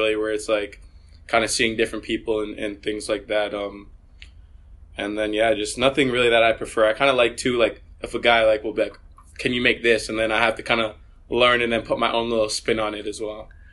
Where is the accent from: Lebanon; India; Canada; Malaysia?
Canada; Vaughan, Ontario; moved away as an adult; also born or lived in Maryland, United States; growing up in Canada, playing for Vaughan Soccer Club